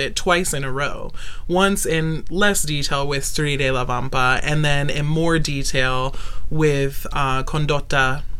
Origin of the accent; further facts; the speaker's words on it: Okinawa, Japan; also born or lived in North Carolina, United States; I was born in Okinawa, Japan. My dad was in the Marine Corps.